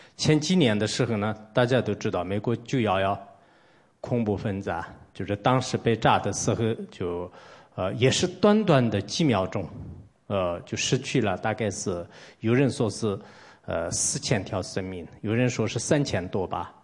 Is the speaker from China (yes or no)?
yes; Tibet, China; 我来自一个西藏的 这种普通出家人